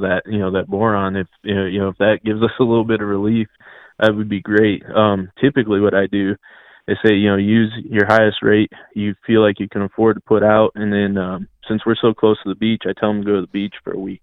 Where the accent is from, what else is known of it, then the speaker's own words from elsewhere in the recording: Midwest, United States; moved away as an adult; now in North Carolina, United States; I grew up in the Midwest, and coming down here